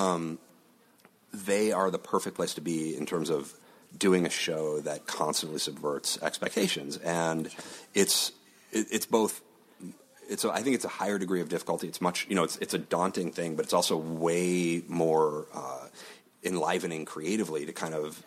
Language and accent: English; Chicago, Illinois, United States; moved away as an adult; also born or lived in Los Angeles; I'm from Chicago and the Midwest